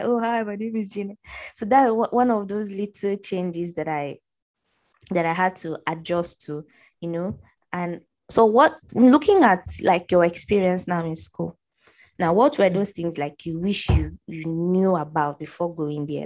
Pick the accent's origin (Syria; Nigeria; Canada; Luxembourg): Nigeria; Middle Belt; also born or lived in Borno State; I'm from the Northeast, Borno State particularly, but I grew up in the uh, middle belt